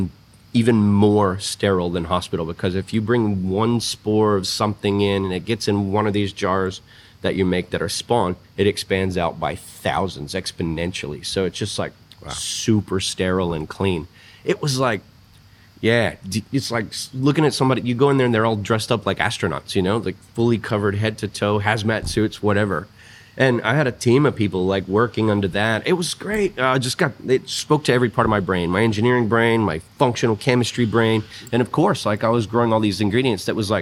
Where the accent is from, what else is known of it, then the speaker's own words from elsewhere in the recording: Texas, United States; moved away as an adult; now in Australia; me being from Texas